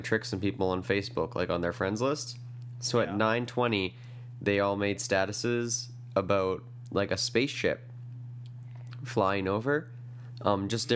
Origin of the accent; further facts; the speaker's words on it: Canada; Growing up in Canada, where there's ice, like, a lot of the time